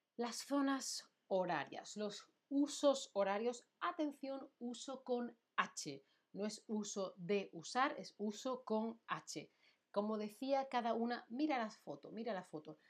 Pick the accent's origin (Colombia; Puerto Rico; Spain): Spain; now in Germany; Yo soy de España